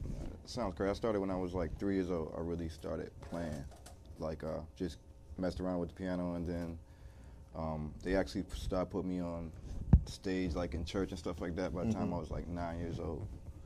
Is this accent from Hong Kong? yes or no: no; Washington, District of Columbia, United States; I'm from Washington, D.C. area.